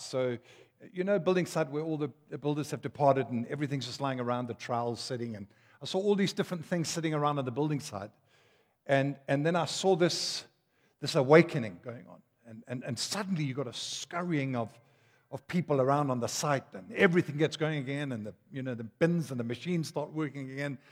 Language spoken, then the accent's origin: English; Durban, KwaZulu-Natal, South Africa; also born or lived in Denmark; I come from Durban